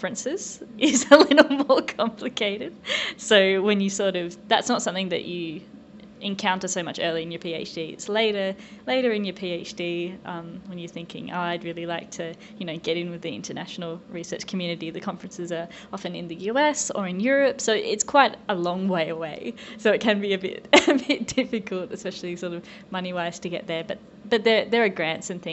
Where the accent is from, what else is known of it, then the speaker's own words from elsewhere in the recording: Tasmania, Australia; moved away as an adult; now in United States; being a Tasmanian my whole life